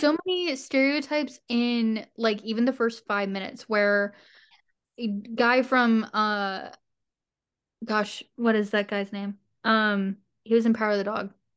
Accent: West Virginia, United States; I'm from West Virginia

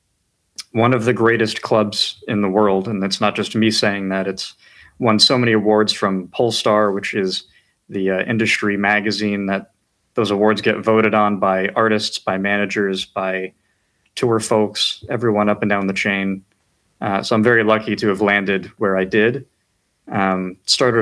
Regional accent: White Plains, New York, United States; moved away as an adult; now in Washington, D.C., United States; I'm from White Plains, New York, originally

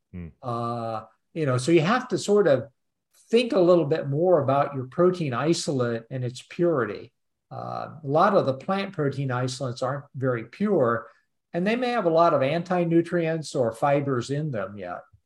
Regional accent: Peoria, Illinois, United States; moved away; also born or lived in Urbana-Champaign, Illinois; I actually am in Chicago at the moment, oh. but I grew up over around Peoria

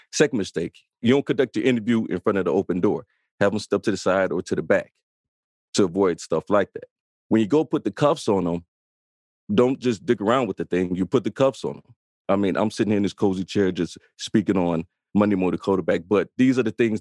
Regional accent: Chicago, Illinois, United States; I'm also a south side of Chicago, born and raised in the Inglewood neighborhood.

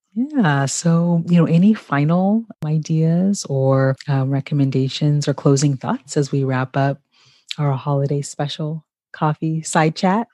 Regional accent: Ghana; how my family connects to the history of Ghana, my home country

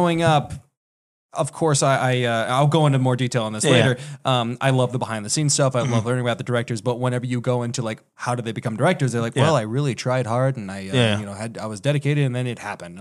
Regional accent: Sugar Land, Texas, United States; also born or lived in California; I was born in Sugarland, Texas

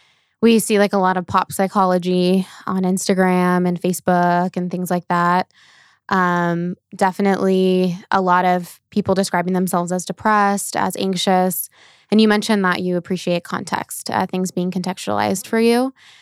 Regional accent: Norco, California, United States; So I was born and raised in Norco, California, which is like in the Corona area. So I've been in Southern California my whole life

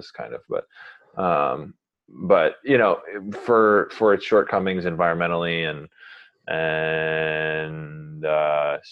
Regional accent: suburbs of New York City, United States; moved away as an adult; now in Los Angeles, United States; Born in New York City and raised in the suburbs outside of it

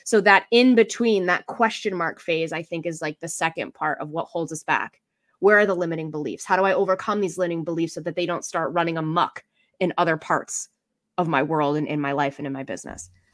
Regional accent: Boston, Massachusetts, United States; I'm from Boston

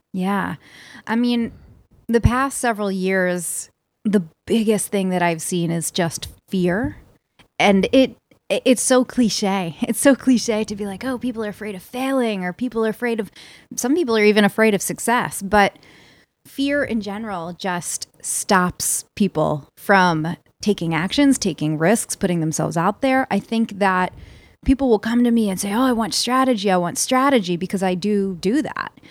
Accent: Philadelphia, Pennsylvania, United States; I'm from Philly

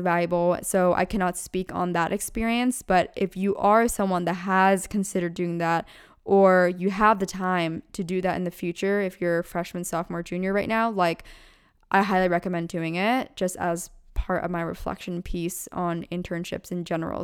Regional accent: Pennsylvania, United States; moved away as an adult; now in California, United States; I'm born and raised in Pennsylvania and my family still lives there

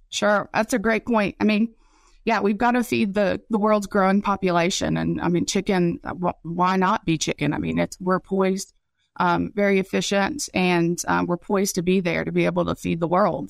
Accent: West Virginia, United States; moved away; also born or lived in Raleigh County, West Virginia / Mississippi; I'm from West Virginia

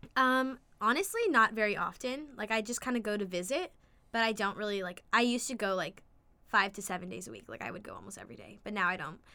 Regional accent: La Mirada, California, United States; I grew up in La Mirada, California.

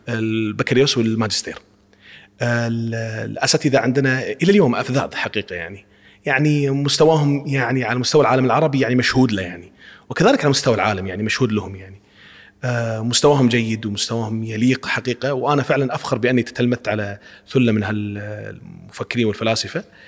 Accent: Kuwait; نحن يعني نحاول كأفراد، كمواطنين كويتيين، معلمين يعني، نشتغل في هذا الميدان.

